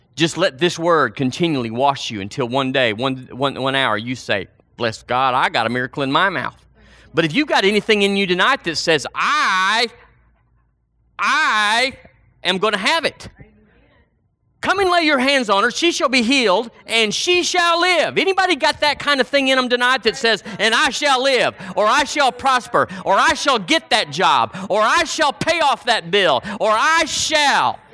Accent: Seagraves, Texas, United States; moved away; We went to a church recently in my hometown

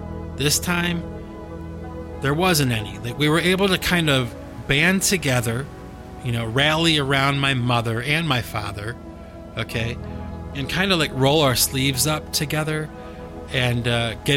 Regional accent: Cleveland, Ohio, United States; moved away; Cleveland, Ohio, where I was born and raised

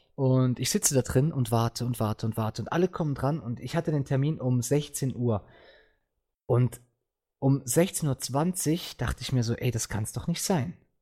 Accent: Switzerland; ich komme aus der Schweiz

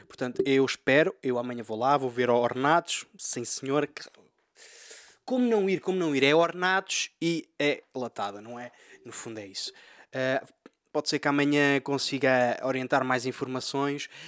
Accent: Freixo de Espada à Cinta, Bragança District, Portugal; estou aqui em Fre sou de Freixo Espada à Cinta e, bem, e ouvi o pod.

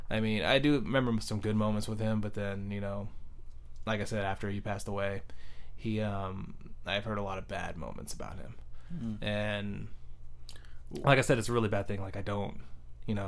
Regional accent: San Jose, California, United States; East San Jose. I was born in 85. Literally been living on the same street for my whole life in East San Jose.

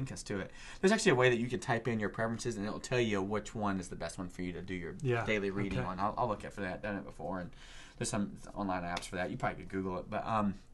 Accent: the South, United States; moved away; I grew up in the South in fundamental churches.

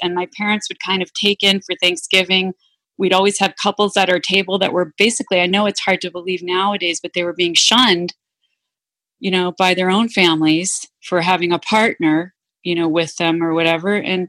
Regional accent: Massachusetts, United States; when I was growing up in Massachusetts, there was this big issue around busing. Mm. You know, and so I grew up in one of the few towns where we had busing, and it was contentious.

